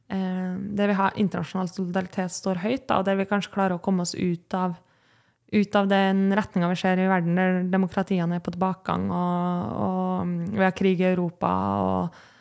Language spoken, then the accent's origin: Norwegian; Kristiansund, Møre og Romsdal, Norway; now in Oslo, Norway; er jeg jo fra Kristiansund